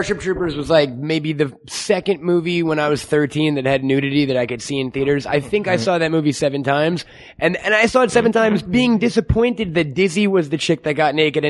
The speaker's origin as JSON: {"language": "English", "region": "New York", "country": "United States", "said": "I'm from New York"}